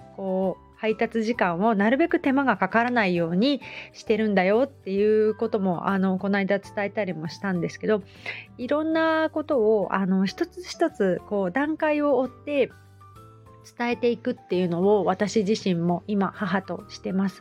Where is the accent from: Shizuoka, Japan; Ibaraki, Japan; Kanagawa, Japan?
Shizuoka, Japan; Hamamatsu; also born or lived in Kita-Kamakura; now in Kamakura, Japan; 私浜松なんですけど